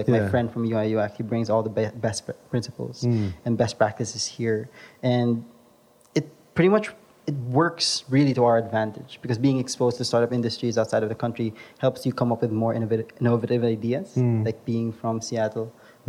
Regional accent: Philippines; The advantage of being Filipino is you're very sociable.

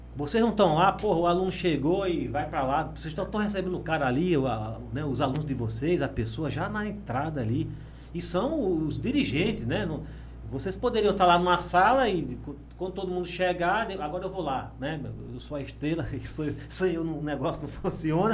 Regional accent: Água Branca, Alagoas, Brazil; moved away; also born or lived in São Paulo; eu sou daqui mesmo, sou de Água Branca, entendeu? Meus pais são daqui

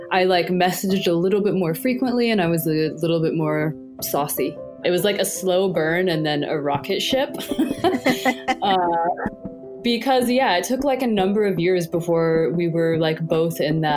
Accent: United States; being an American

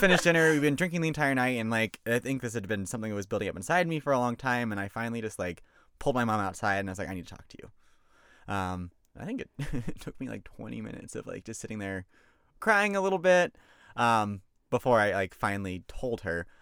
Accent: Georgia, United States; I'm from Georgia

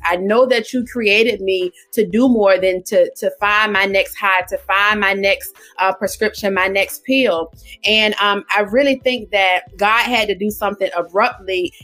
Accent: Portsmouth, Virginia, United States; now in Suffolk, United States; I am from Portsmouth, Virginia. Born and raised in Portsmouth, Virginia, I now reside in Suffolk, Virginia

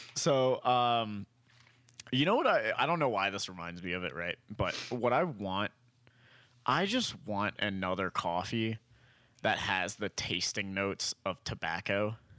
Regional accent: Lancaster, Pennsylvania, United States; moved away; this is from my hometown

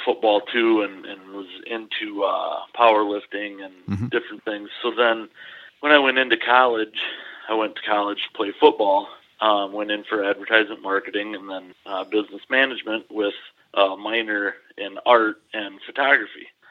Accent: Dodgeville, Wisconsin, United States; I grew up here in Dodgeville

